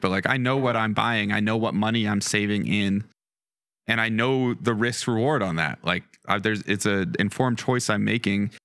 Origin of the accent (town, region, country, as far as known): Western Colorado, United States; born or raised there; also born or lived in Denver